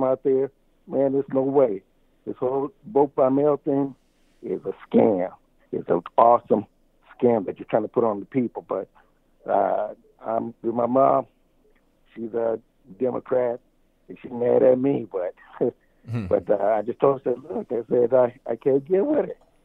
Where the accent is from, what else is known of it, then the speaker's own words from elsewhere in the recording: California, United States; moved away as an adult; now in Georgia, United States; I'm from California, but moved to Georgia